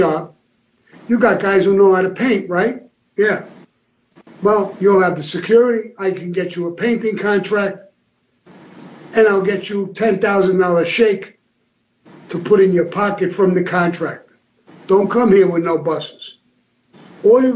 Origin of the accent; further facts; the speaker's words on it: New York City, New York, United States; I came from Benson Hills, Brooklyn